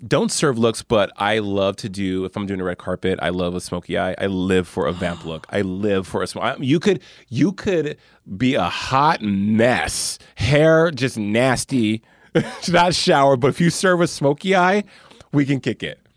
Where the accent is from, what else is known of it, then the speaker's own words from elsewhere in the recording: Albuquerque, New Mexico, United States; my hometown of Albuquerque